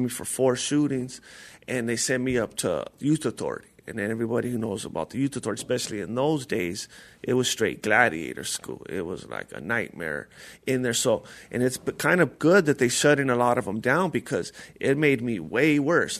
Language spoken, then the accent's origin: English; La Puente, California, United States; I'm from uh, La Puente, California